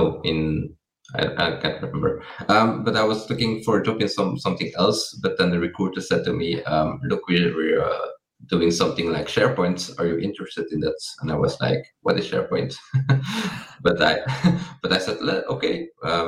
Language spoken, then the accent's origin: English; Belgium; I am from Belgium